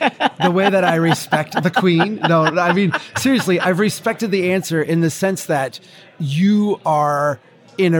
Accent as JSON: {"language": "English", "town": "Brainerd", "region": "Minnesota", "country": "United States", "tie": "born or raised there", "said": "drive them up to my hometown"}